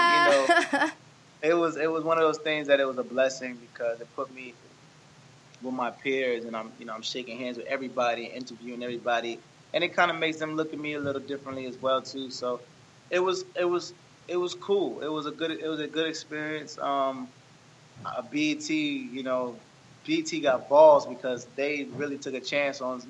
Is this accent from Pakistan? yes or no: no; Nigeria; I'm Nigerian